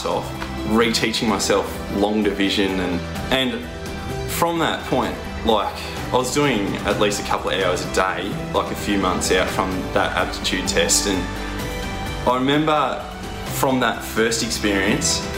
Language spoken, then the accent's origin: English; the Wimmera, Victoria, Australia; born and bred in the Wimmera.